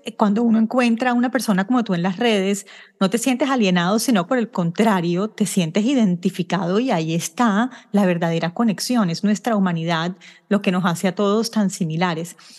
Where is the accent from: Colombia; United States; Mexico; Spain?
Colombia; Barranquilla, Atlántico; moved away; yo soy barranquillera